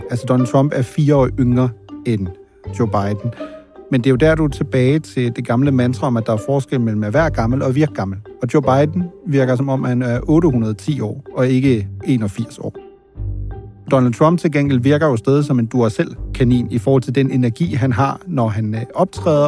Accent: Germany; now in Denmark; jeg er jo født og opvokset i Tyskland

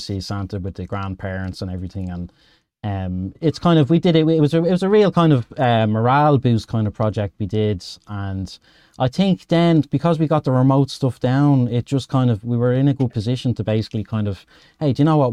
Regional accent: Dublin, Leinster, Ireland; I'm from Dublin, Ed, in Ireland.

